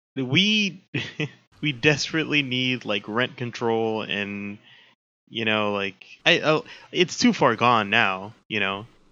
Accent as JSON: {"language": "English", "region": "New York", "country": "United States", "tie": "born or raised there", "moved": "yes", "said": "the city that I grew up"}